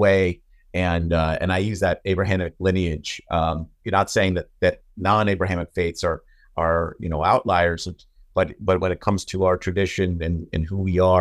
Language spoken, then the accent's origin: English; United States; I was born here in America, but I grew up in a Jewish community